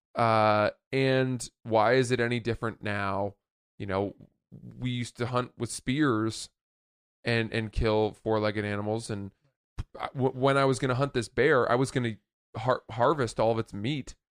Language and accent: English; Maine, United States; a buddy of mine that I grew up in Maine